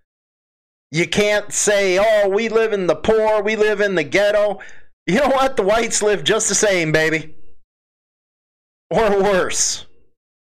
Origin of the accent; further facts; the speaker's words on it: Chicago, Illinois, United States; I proudly displayed a Chicago flag on my stuff. Why? Because I'm from there